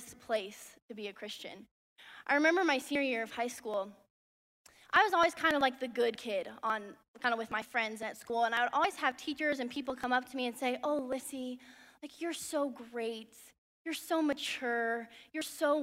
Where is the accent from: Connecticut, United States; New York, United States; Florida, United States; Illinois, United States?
Illinois, United States; Chicago; moved away as an adult; now in Nashville, United States; I'm originally from Chicago, Illinois, but right now I'm currently going to Lipscomb University in Nashville.